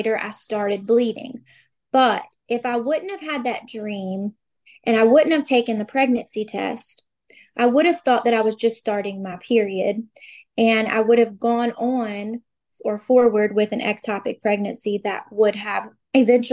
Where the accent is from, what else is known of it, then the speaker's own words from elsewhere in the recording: Louisiana, United States; I am 33 from Louisiana